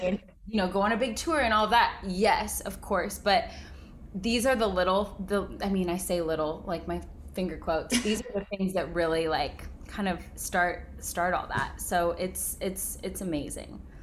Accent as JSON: {"language": "English", "town": "Bentonville", "region": "Arkansas", "country": "United States", "tie": "born or raised there", "also_born_or_lived": "California", "moved": "as an adult", "lives_now": "Nashville, United States", "said": "I grew up in Bentonville, Arkansas"}